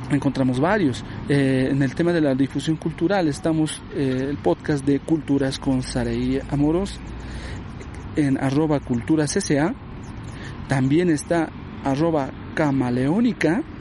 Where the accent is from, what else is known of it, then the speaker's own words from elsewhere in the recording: Bolivia; también forma parte de la identidad de nosotros como bolivianos.